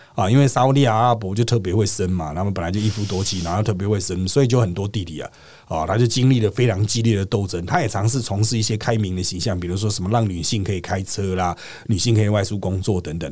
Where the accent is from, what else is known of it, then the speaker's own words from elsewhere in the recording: Taiwan; 我们是觉得在台湾的角度看过去，单纯就是蠢了。